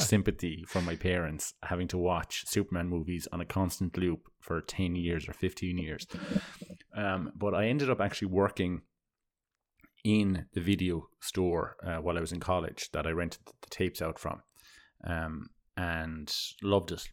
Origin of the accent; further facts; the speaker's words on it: Ireland; growing up in Ireland